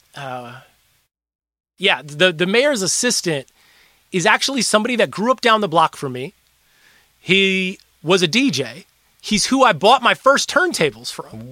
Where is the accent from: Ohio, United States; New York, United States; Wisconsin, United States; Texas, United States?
Wisconsin, United States; Milwaukee; moved away; I was from Milwaukee